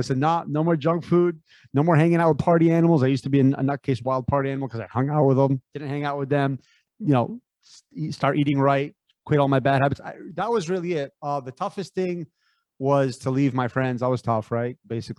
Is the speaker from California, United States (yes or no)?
yes; San Francisco, California, United States; born there; I was born in San Francisco, Bay Area.